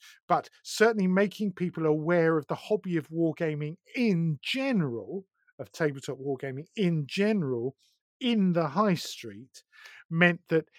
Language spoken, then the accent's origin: English; East of England, United Kingdom; No, I'm from Essex.